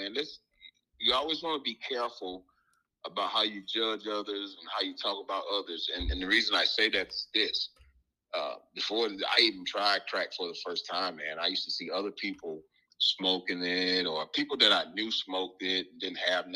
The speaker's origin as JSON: {"language": "English", "region": "Alabama", "country": "United States", "moved": "yes", "lives_now": "Lexington, United States", "said": "I'm from Alabama. I currently live in Lexington, Kentucky"}